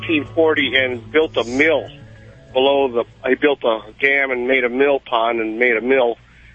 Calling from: Boneville, Georgia, United States; I live in Boneville, Georgia.

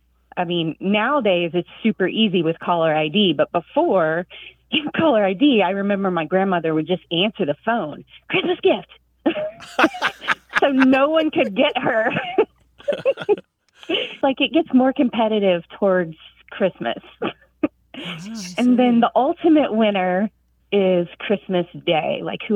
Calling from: Tallahassee, Florida, United States; I'm calling from Tallahassee, Florida.

